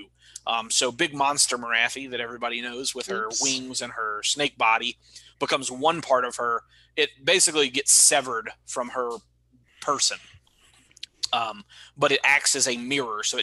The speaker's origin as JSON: {"language": "English", "region": "Mississippi", "country": "United States", "tie": "born or raised there", "said": "a fucking kid out of Mississippi"}